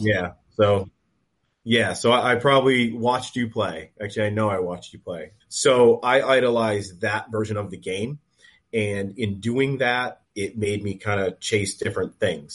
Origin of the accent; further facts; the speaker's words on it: Western Massachusetts, United States; we're from Western Mass